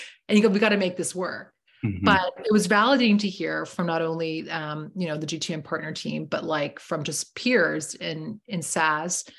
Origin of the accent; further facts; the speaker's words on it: Toronto, Ontario, Canada; I'm from Toronto